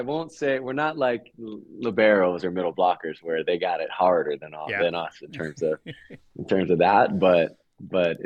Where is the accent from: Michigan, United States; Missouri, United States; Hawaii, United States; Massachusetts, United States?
Hawaii, United States; moved away as an adult; also born or lived in Italy; it was a great foundation to have growing up in Hawaii